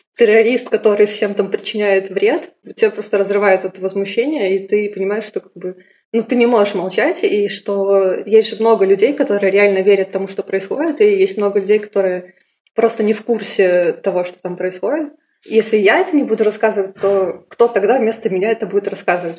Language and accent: Russian; Minsk, Belarus; moved away as an adult; Я из Беларуси, я сама родом из Минска, и я там прожила 24 полных года, до 2016 года.